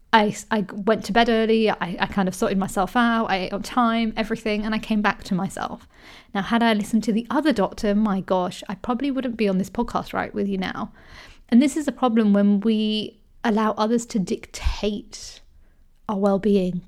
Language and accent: English; United Kingdom; I grew up in the U K, And I'm Indian, but also I'm British